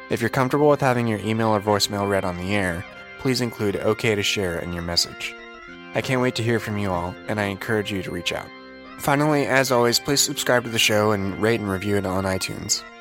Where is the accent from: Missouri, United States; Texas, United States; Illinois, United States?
Illinois, United States; Naperville; I grew up in the in Naperville, like starting freshman year of high school.